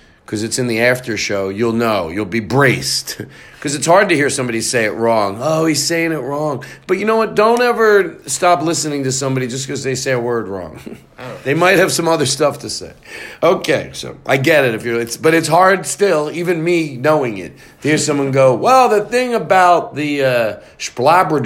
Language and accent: English; Philadelphia, Pennsylvania, United States; I'm from Philly